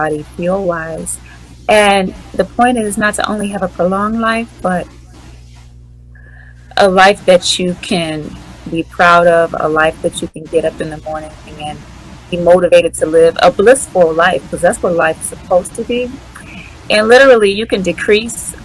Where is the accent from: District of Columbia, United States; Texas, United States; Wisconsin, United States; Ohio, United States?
District of Columbia, United States; Washington; moved away; I am from the Washington, D.C. area. And so usually around the holidays, I come back home